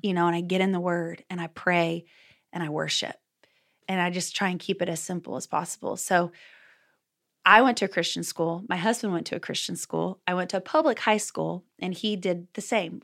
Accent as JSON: {"language": "English", "region": "Texas", "country": "United States", "moved": "yes", "lives_now": "Oklahoma, United States", "said": "I'm originally from Texas. So once a Texan, always a Texan. I live in Oklahoma now, though, with my husband"}